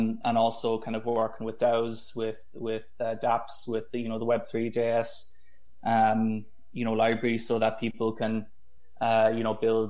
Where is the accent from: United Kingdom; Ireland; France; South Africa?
Ireland; I'm from Ireland, and I studied in UCC